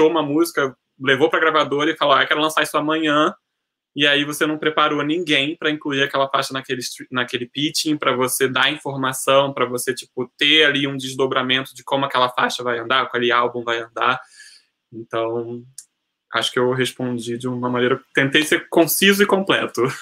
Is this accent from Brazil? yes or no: yes; Goiânia, Goiás, Brazil; eu sou de Goiânia, então eu trouxe minhas referências